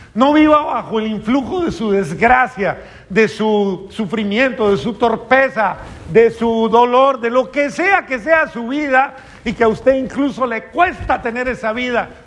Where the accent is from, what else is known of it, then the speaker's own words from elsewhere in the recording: Colombia; eso fue en Colombia, en mi país